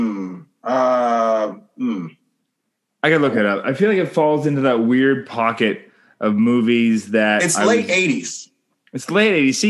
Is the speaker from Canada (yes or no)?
yes; Canada; I'm Canadian filmmaker